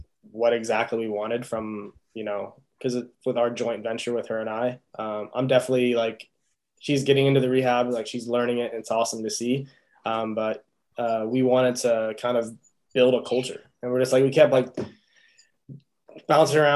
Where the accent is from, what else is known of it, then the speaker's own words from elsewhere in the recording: Illinois, United States; moved away as an adult; also born or lived in Atlanta; I wanted to get out of the Midwest. I'm from Illinois originally